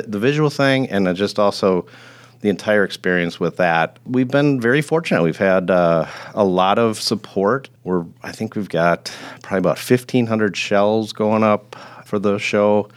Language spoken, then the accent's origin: English; Grafton, United States; moved away as an adult; I originally grew up in Grafton, so I'm, uh, somewhat of a lifer